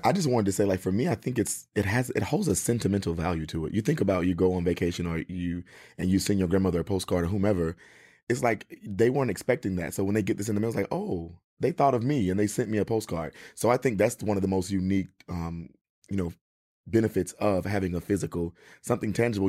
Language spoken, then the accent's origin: English; Mississippi, United States; moved away; I'm originally from Mississippi